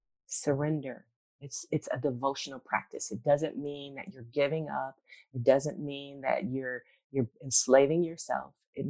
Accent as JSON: {"language": "English", "region": "Virginia", "country": "United States", "tie": "born there", "said": "I was born in Virginia, and I would go visit my granny, my brother and I on holidays."}